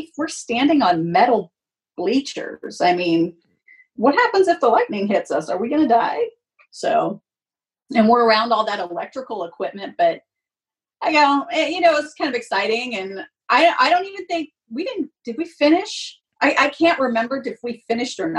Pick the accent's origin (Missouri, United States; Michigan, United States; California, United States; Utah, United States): California, United States; Fresno; I grew up in Fresno, so I'm used to this heat